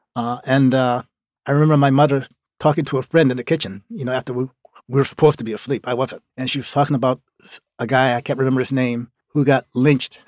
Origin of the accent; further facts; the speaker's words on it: Norco, Louisiana, United States; also born or lived in New Orleans, Louisiana; now in Maine, United States; the town I grew up in, like I said, it was called Norco, Louisiana